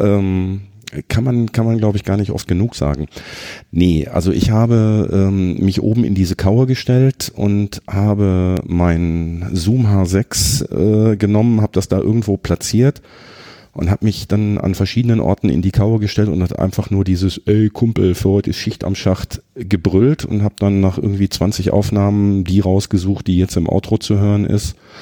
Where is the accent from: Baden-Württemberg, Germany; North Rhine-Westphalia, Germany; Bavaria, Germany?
North Rhine-Westphalia, Germany; Herten; Ich habe immer in Herten gewohnt